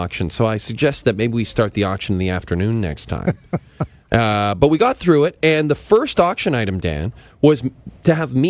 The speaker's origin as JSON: {"language": "English", "town": "Athabasca", "region": "Alberta", "country": "Canada", "tie": "born or raised there", "moved": "yes", "said": "I was at a fundraiser in my hometown of Athabasca, Alberta."}